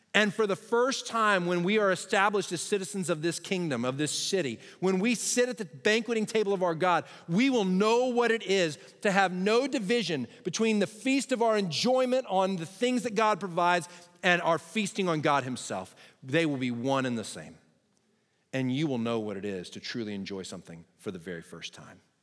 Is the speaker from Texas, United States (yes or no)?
yes; Texas, United States; I'm a Texan